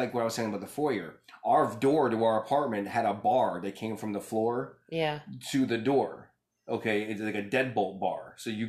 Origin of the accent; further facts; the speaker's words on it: Bronx, New York, United States; growing up in the Bronx, you had bars on your windows.